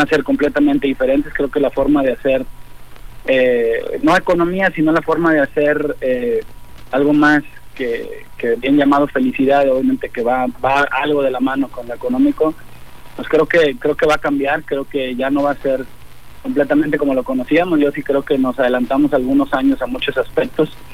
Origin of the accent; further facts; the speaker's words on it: Autlán, Jalisco, Mexico; moved away as an adult; now in Colima, Mexico; yo soy de Autlán, entonces me vine hace ya casi 28 años a, Colima a estudiar